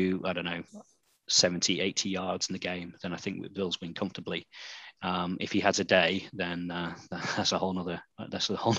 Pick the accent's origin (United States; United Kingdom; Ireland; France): United Kingdom; accent: British; my British accent